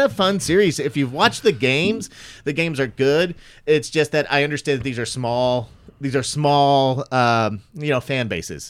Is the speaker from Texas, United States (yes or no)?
yes; the Panhandle of Texas, United States; moved away; I grew up in the Panhandle of Texas